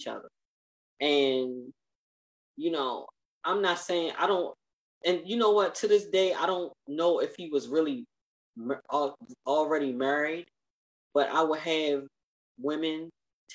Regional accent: United States; I'm an American woman, although I'm a Muslim American woman

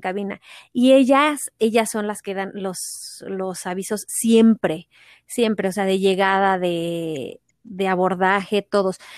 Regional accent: Mexico City, Mexico; also born or lived in Cancún; Yo nací y crecí en la Ciudad de México

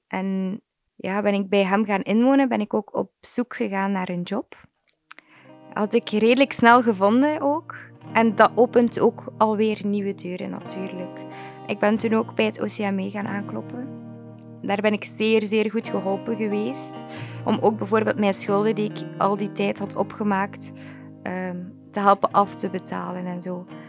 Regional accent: Wevelgem, Flanders, Belgium; ik ben 23 jaar, ik kom uit Wevelgem

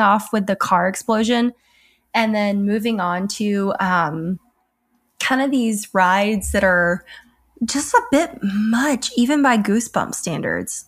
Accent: Alabama, United States; I grew up in Alabama

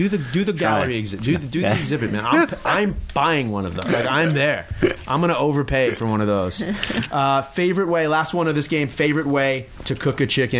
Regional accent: Long Island, New York, United States; I grew up on Long Island, so I grew up sort of a Islanders fan.

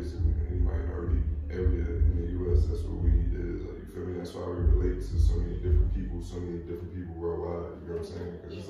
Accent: Roselle, New Jersey, United States; I'm from Rosario, USA, Rosario, New Jersey.

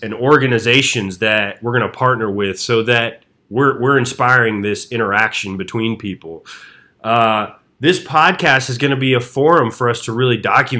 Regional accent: Atlanta, Georgia, United States; The first and most unique thing about Atlanta is that, well, shit, Blake, you're from Atlanta, and I'm

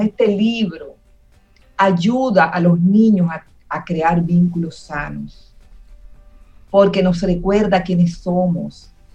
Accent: Dominican Republic; como dominicanos

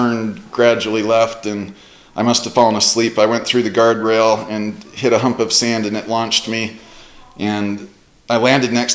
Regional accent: Centerville, Utah, United States; also born or lived in Texas / Bullfrog, Utah / Lehi, Utah; I was born in Centerville, Utah, and I grew up with three siblings

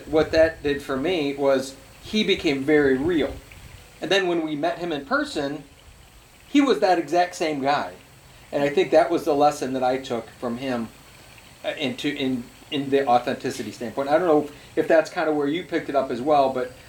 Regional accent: Michigan, United States; we're from Michigan

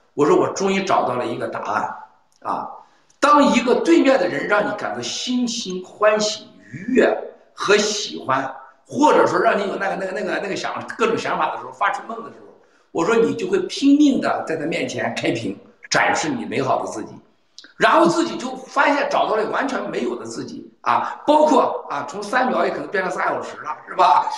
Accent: China; 我们中国人把自己给吓死了。

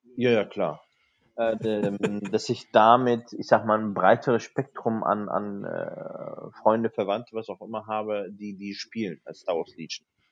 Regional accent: North Rhine-Westphalia, Germany; bei uns in Nordrhein-Westfalen

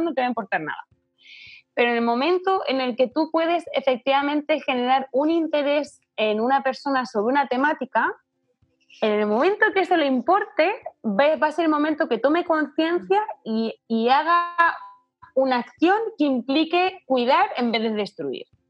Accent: Spain; moved away as an adult; now in Chile; yo por ejemplo que soy española

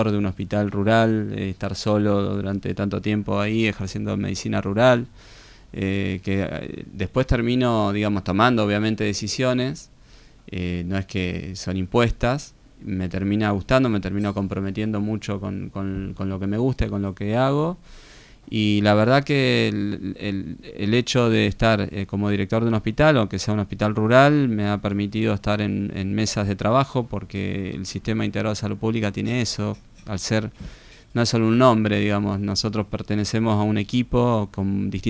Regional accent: Béccar, Buenos Aires Province, Argentina; moved away as an adult; now in Tandil, Argentina; Yo nací en Becar, partido

